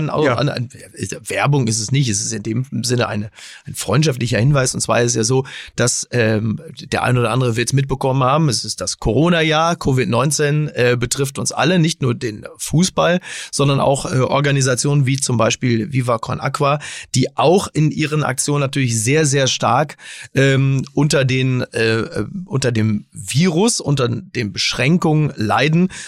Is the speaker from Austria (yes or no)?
no; Dortmund, North Rhine-Westphalia, Germany; Selbst als Dortmunder denke ich, wäre doch toll, wenn es einen Ruhrgebietsverein gäbe